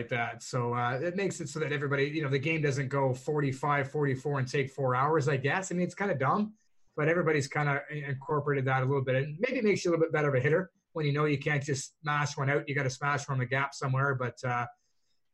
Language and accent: English; Canada; I'm Canadian